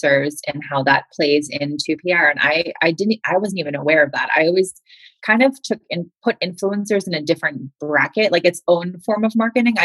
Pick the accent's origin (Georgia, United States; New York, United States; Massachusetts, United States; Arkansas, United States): Massachusetts, United States; Boston; I'm a Northeaster too. I'm from Boston.